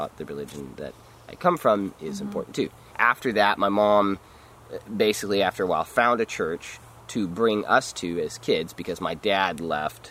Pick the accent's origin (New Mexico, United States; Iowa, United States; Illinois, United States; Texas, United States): Texas, United States; I was born in Texas, and I was born in a family, a very large family